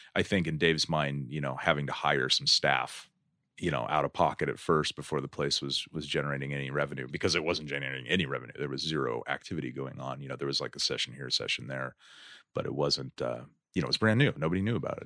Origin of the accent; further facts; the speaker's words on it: Stockton, California, United States; moved away; also born or lived in San Francisco / Berkeley / Denver, Colorado; I'm originally from Stockton